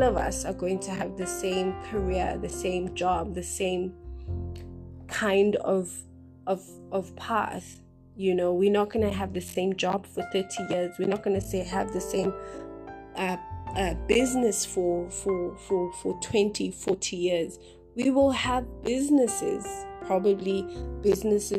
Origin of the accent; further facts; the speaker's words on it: South Africa; we're a South African nation